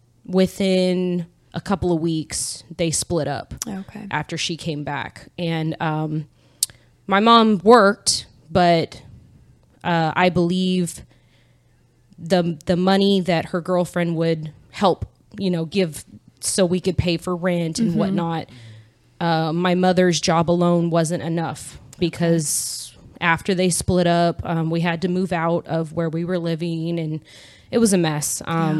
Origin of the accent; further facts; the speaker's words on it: Sacramento, California, United States; I was born in Sacramento, California